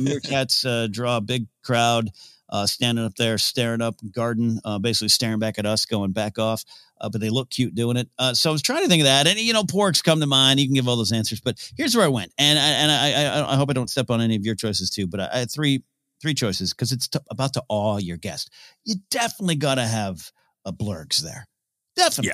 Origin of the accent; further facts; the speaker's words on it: near San Luis Obispo, California, United States; Cal Poly San Luis Obispo, which is a, the college, uh, nearby my hometown